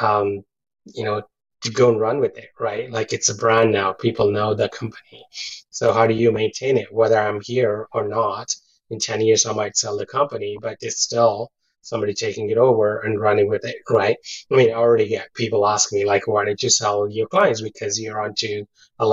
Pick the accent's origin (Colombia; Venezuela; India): India; also born or lived in London, United Kingdom / Kamloops, Canada; now in Burnaby, Canada; my childhood, back growing up in India